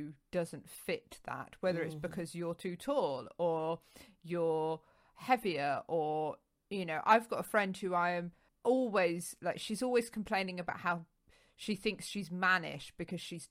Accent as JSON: {"language": "English", "region": "London", "country": "United Kingdom", "tie": "born or raised there", "said": "the local deaf unit that was at a school close to where I grew up in North London"}